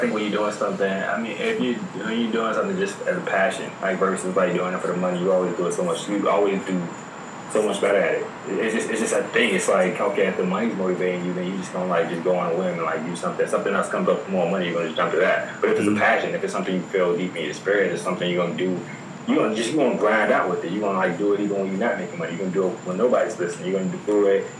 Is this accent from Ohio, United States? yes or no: no; Virginia, United States; I'm from Virginia, so by default, I'm rocking with the Wizards.